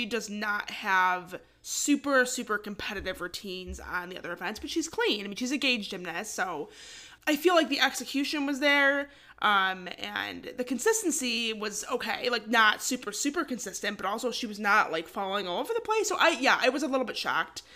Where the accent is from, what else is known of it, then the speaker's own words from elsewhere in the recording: Michigan, United States; we're from Michigan